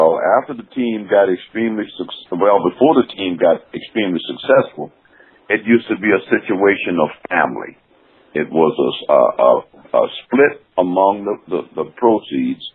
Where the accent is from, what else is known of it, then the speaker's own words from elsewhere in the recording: Savannah, Georgia, United States; moved away as an adult; also born or lived in Missouri; I'm from Savannah, Georgia. Played at Beach High School, the greatest high school in the world